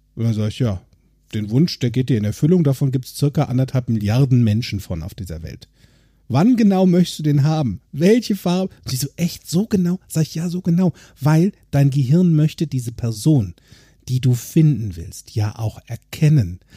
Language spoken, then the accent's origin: German; Limburg an der Lahn, Hesse, Germany; also born or lived in Bensberg; now in Bergisch Gladbach, Germany; in meiner alten Heimat in Limburg